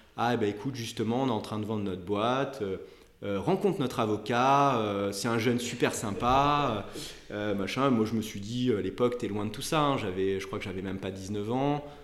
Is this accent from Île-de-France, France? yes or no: no; Nice, Provence-Alpes-Côte d'Azur, France; moved away as an adult; also born or lived in Montpellier; now in Paris, France; j'ai été, j'ai été élevé à Nice